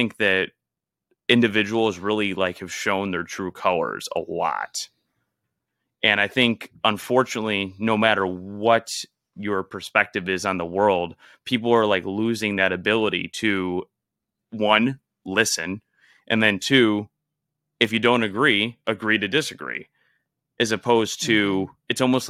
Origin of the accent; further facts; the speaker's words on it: Illinois, United States; now in Florida, United States; We're from Illinois.